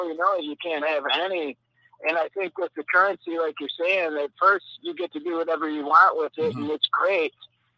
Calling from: Mexico; This is the coolest white dude in Yashkaba, Mexico.

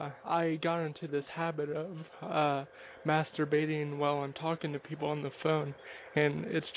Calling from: Ohio, United States; I'm calling from Ohio, and I'm 17.

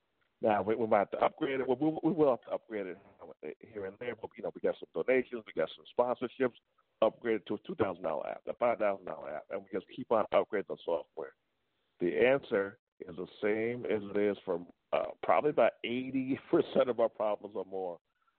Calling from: New York, United States; I'm calling from New York.

